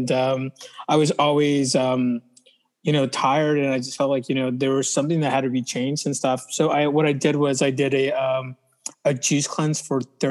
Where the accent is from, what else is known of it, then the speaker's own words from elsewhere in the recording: Orange County, California, United States; I didn't grow up in LA. I grew up in Orange County